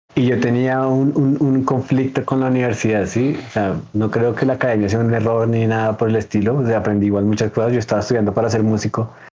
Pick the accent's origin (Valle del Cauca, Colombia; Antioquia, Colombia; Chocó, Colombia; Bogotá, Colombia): Bogotá, Colombia; yo soy de Bogotá, Colombia